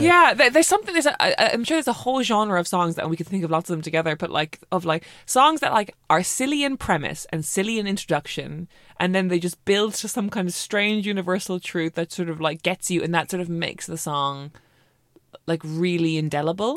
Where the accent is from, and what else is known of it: Ireland; moved away as an adult; now in London, United Kingdom